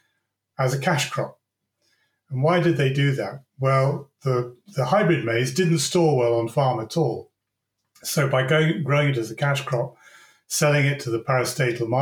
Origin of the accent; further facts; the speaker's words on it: Devon, South West England, United Kingdom; I was born and brought up in Devon in the United Kingdom.